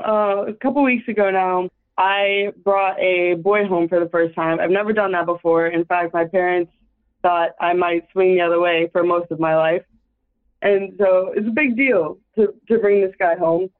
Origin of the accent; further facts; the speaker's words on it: Austin, Texas, United States; I'm from Texas, Austin, Texas